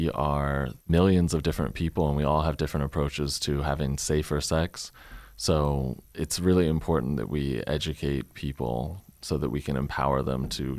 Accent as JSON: {"language": "English", "area": "Chesterfield", "region": "Virginia", "country": "United States", "tie": "born or raised there", "said": "growing up in Chesterfield and taking sex education in the early 2000s"}